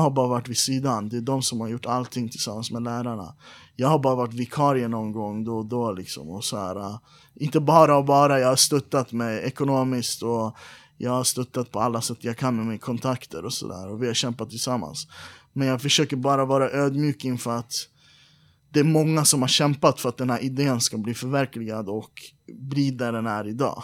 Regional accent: Iran; now in Sweden; Vi är alla iranier

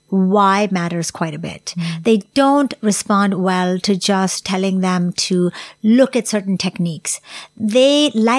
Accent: Singapore; So even though my charity is based in Singapore and it is primarily for Singaporeans in my home country

